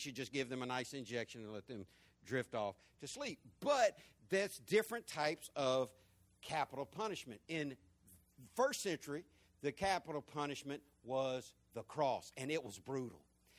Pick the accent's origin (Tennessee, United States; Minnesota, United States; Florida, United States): Florida, United States; When I grew up in Florida, we had what our governor back then called old what? Old Sparky.